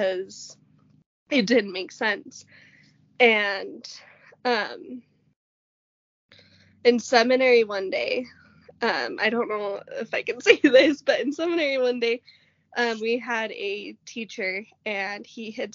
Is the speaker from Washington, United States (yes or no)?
no; Logan, Utah, United States; I was born in Logan, Utah